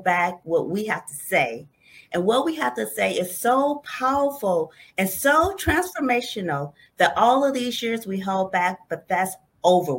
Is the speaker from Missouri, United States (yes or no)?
yes; St. Louis, Missouri, United States; moved away; Originally, I'm from St. Louis, Missouri